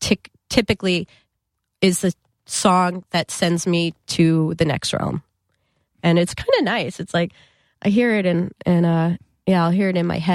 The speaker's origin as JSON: {"language": "English", "region": "New Jersey", "country": "United States", "said": "I mean, we all happen to be from Jersey, but I'm from North Jersey."}